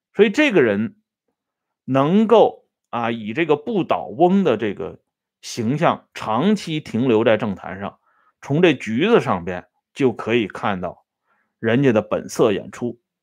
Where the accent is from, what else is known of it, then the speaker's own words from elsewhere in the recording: China; 咱们中国人有个习惯